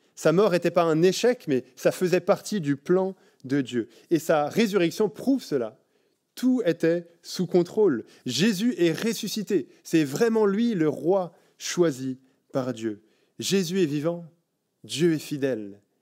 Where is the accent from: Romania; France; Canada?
France; now in Belgium; en tant que Français en Belgique